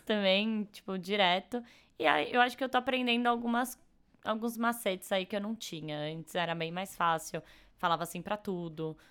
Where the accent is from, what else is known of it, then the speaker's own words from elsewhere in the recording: São Paulo, Brazil; sou de São Paulo, nasci e morei aqui a vida inteira